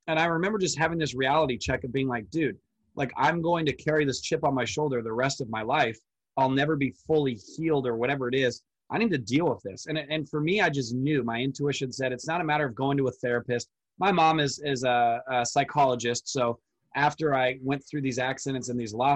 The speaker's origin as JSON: {"language": "English", "area": "Orange County", "region": "California", "country": "United States", "tie": "born or raised there", "said": "I live in Orange County, California. So I'm 2 hours from the Mexican border."}